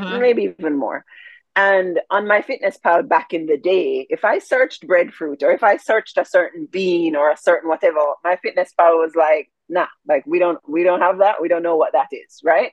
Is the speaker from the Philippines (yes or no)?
no; Jamaica; I'm Jamaican